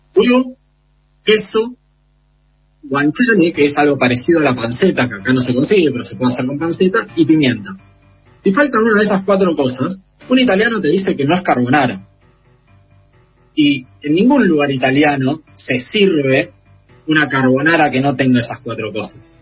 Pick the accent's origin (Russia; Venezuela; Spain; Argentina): Argentina; como, argentino